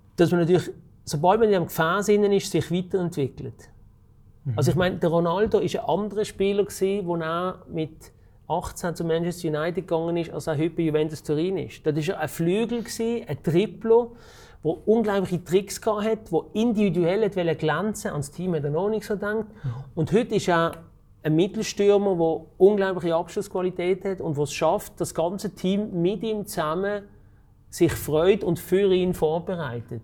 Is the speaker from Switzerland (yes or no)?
yes; Switzerland; ich bin in der Region Basel aufgewachsen